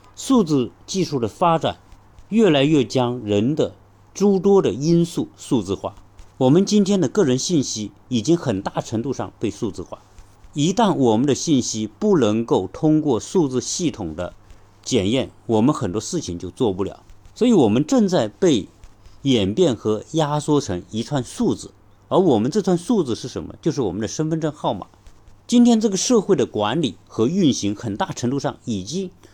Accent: China; 我们中国人

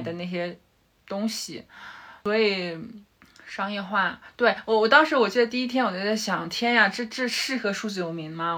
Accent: Dalian, Liaoning, China; moved away as an adult; also born or lived in Australia / Beijing / Shanghai; now in Dali, China; 我是大连人，然后其实前十八年都在大连嘛，然后之后嗯哼。本科是在辽宁读的，然后我硕士其实是到了澳洲，然后读了会计专业，对，嗯。管理会计专业

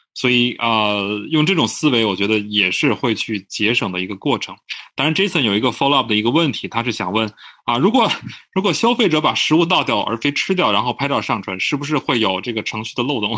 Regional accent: Tianjin, China; 在我的家乡天津

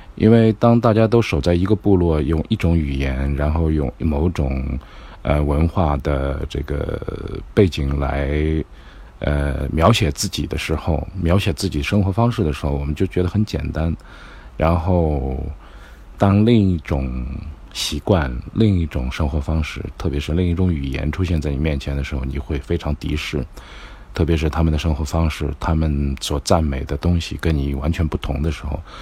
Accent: China; 我们 选择我们是中国人

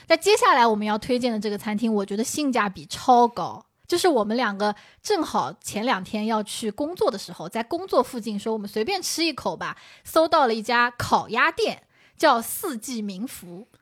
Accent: Shaoxing, Zhejiang, China; now in Shanghai, China; 非常符合我绍兴人的口味的

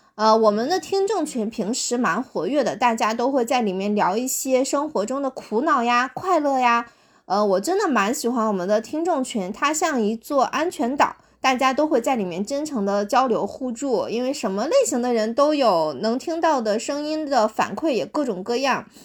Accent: China; 我们中国人

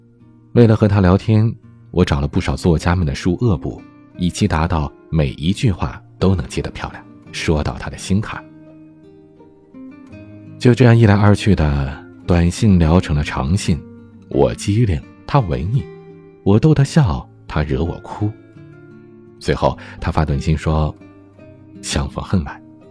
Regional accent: Beijing, China; accent: Beijing; 因为我小时候在北京长大，所以一开口就是一副高人一等的京腔，让朴实的西北人民听我的口气就恨不得找块砖拍我。

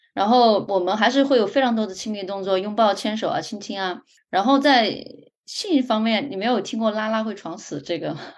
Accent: China; 就可能对于我们中国人而言

